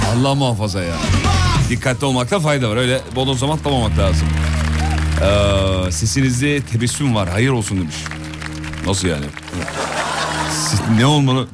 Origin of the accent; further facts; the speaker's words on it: Derince, Kocaeli, Turkey; Biz çocukken Kocaeli'de, Derince'de